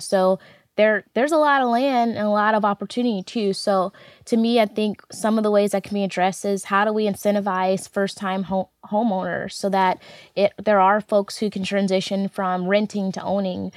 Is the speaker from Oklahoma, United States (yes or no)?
no; St. Louis, Missouri, United States; I'm a Saint Louis native, was born and raised in North Saint Louis City, across the street from Fairground Park